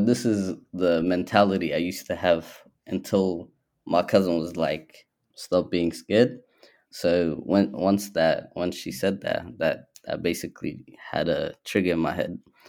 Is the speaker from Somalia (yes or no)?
yes; Somalia; now in Australia; So I would say that I'm Somali and I'm also Australian because I've spent half my life here. I spent half my life there, so it would just be quite obvious.